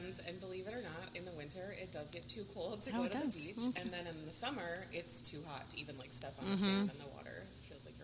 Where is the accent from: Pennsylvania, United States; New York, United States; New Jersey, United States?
New York, United States; Colonie; moved away as an adult; also born or lived in Tampa, Florida; I grew up in South Colony, graduated in 2001